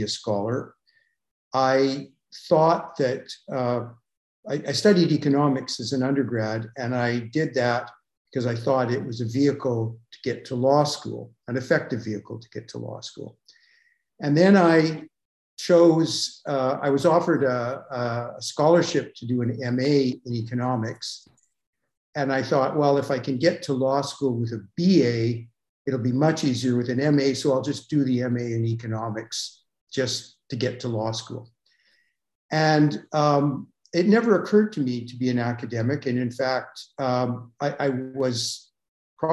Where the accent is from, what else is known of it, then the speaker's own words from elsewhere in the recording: Calgary, Alberta, Canada; I grew up in Calgary, Alberta